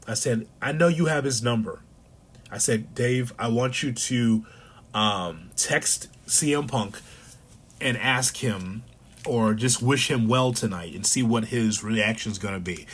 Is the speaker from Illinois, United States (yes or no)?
yes; Chicago, Illinois, United States; he's one of ours, as far as being a Chicagoan